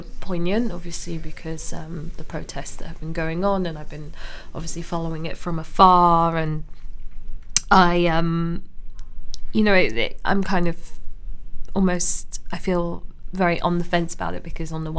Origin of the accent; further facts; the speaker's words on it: London, United Kingdom; I grew up in Camden, then my parents kind of moved around, but mainly North London, North West, Willesden Green. Then they ended up in Barnet. So yeah, kind of grew up all over North London